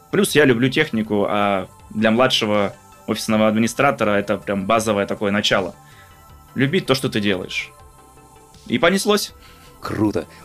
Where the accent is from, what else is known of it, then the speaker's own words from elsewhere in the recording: Crimea, Ukraine; учитывая то, что я из Крыма, люблю погреться на солнышке, поплавать э, в море, в реках, в озерах, в горах отдохнуть.